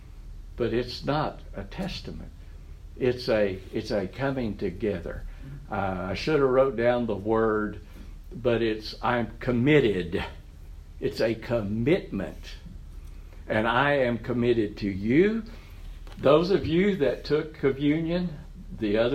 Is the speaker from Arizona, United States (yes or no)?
no; Oklahoma, United States; I grew up in the Assembly of God Church in other parts of Oklahoma.